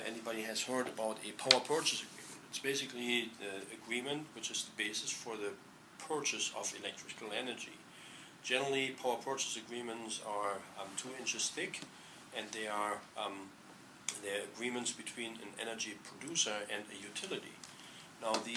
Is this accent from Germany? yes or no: yes; Germany; moved away as an adult; also born or lived in Hamburg, Germany; now in Palo Alto, United States; I'm from Germany